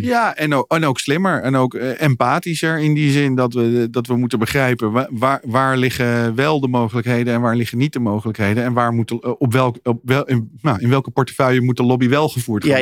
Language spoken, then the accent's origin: Dutch; Netherlands; als Nederlanders